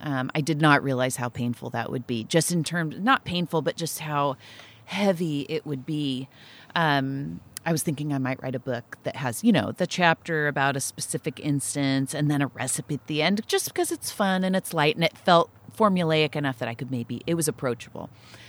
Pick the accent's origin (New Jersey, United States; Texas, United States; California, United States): California, United States; Nipomo; And the church, I grew up in Napomo, this little Presbyterian church